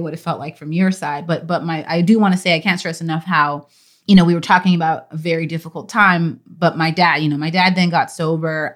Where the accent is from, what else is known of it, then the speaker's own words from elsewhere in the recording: Texas, United States; then she moved to Texas when she met my dad at Howard University, and they got married, and that is where I'm from